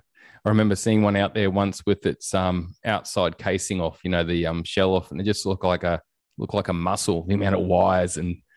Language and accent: English; Elimbah, Queensland, Australia; I can relate to that, mate, growing up in Elimba where I grew up.